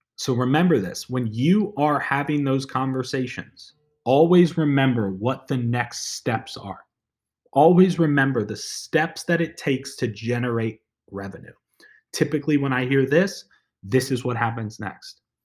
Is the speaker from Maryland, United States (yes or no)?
yes; Maryland, United States; moved away; I was born and raised in Maryland